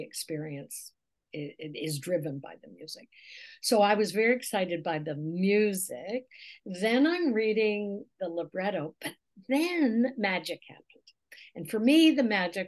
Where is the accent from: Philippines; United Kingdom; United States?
United Kingdom; Scotland; now in Canada; as a Scot, as someone born in Scotland